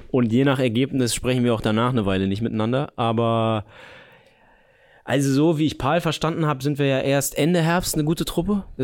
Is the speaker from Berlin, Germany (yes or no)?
yes; Berlin, Germany; war als Berliner wichtig, dass ihr euch da zumindest einmal habt äh, so richtig abschießen lassen